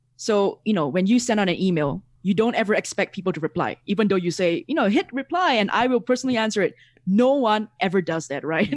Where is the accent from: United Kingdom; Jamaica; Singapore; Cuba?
Singapore; moved away as an adult; now in Mexico; I'm originally from Singapore